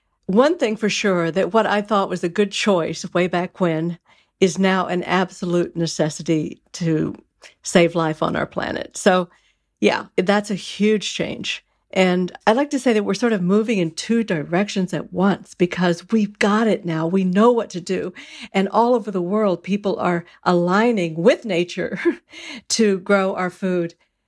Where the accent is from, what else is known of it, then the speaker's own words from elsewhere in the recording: Texas, United States; I grew up in Texas, cowtown, right?